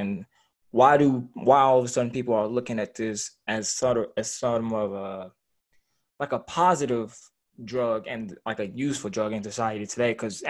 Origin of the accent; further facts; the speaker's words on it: Louisville, Kentucky, United States; now in Lexington, United States; I live in Lexington right now. I'm from Louisville originally.